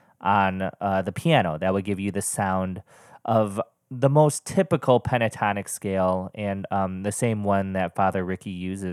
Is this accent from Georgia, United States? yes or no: no; Michigan, United States; I grew up in Michigan all of my life to a wonderful Polish-American family.